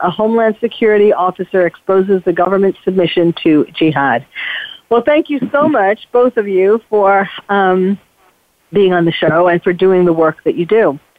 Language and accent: English; New York City, New York, United States; moved away as an adult; now in California, United States; Being born and bred in New York City, when 9/11 happened, it changed my life, even though I was living in California already by then.